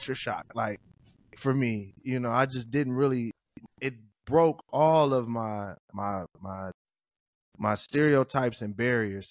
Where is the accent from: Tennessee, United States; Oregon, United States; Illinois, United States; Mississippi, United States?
Tennessee, United States; Columbia; growing up in this, like, Columbia, Tennessee, like growing up in the South